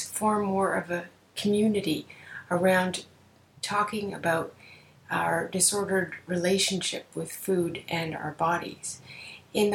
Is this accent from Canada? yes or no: yes; Canada; I'm a Canadian psychotherapist